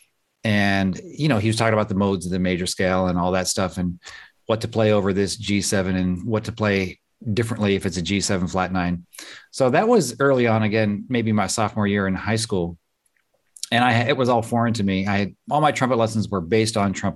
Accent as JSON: {"language": "English", "region": "Southwest Pennsylvania", "country": "United States", "tie": "born or raised there", "said": "I grew up in Southwest Pennsylvania"}